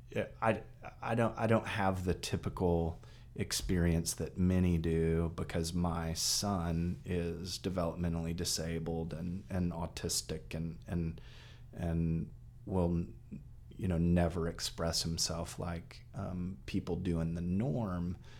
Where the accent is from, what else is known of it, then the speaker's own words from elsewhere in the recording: Texas, United States; moved away; I grew up in Texas